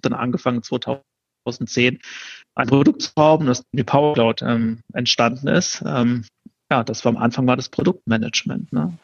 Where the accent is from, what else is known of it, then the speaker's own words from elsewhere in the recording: Baden-Württemberg, Germany; also born or lived in Karlsruhe; Ich bin äh, im Süden von Deutschland groß geworden, da bin ich geboren.